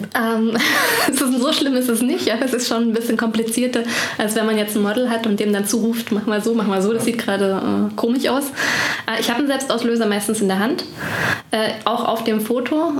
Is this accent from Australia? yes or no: no; Ore Mountains, Saxony, Germany; now in Bonn, Germany; Ursprünglich komme ich aus Sachsen, aus dem Erzgebirge